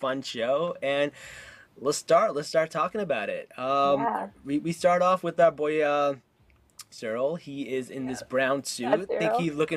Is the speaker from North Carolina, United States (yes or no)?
no; Newark, New Jersey, United States; When I grew up in Newark, I was, like, super into rap music